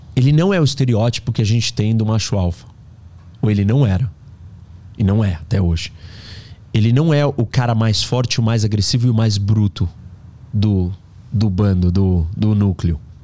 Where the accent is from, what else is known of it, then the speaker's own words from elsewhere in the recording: Brazil; Nós somos brasileiros